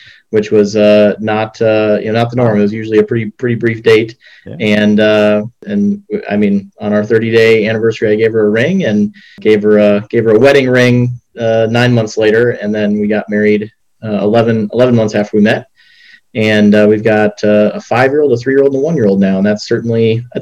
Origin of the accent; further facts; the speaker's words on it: Rochester, Minnesota, United States; moved away; I grew up in Rochester, Minnesota